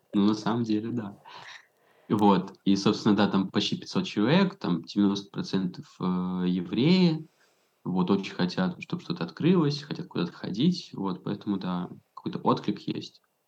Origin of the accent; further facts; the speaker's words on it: Saint Petersburg, Russia; moved away as an adult; now in Belgrade, Serbia; я из Питера